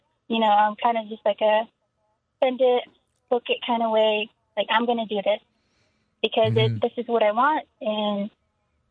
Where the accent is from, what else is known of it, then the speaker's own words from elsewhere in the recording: Window Rock, Arizona, United States; moved away as an adult; now in Phoenix, United States; I come from Window Rock, Arizona. So that's on the Navajo Nation. And I'm Navajo